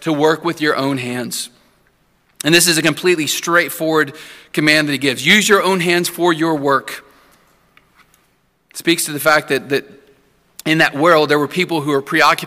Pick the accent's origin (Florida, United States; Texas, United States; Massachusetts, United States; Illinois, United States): Texas, United States; Santa Anna; moved away; my hometown, Santa Ana, Texas